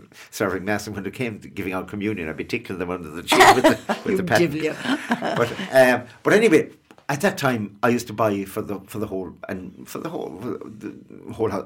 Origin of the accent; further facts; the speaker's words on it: Ireland; we grew up near Shannon Airport, as well, it's right across the river